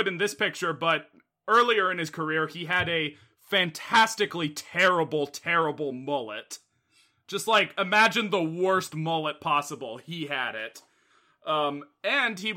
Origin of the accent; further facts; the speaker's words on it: Seattle, Washington, United States; I'm from Seattle